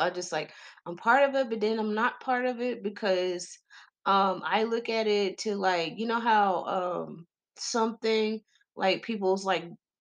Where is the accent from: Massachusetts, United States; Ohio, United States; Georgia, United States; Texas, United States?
Texas, United States; I'm just country as fuck. I'm from Texas